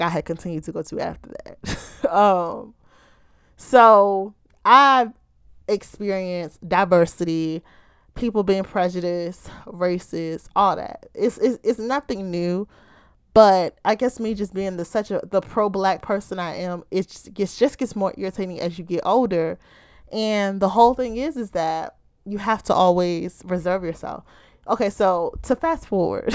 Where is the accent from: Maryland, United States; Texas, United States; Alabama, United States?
Maryland, United States; Baltimore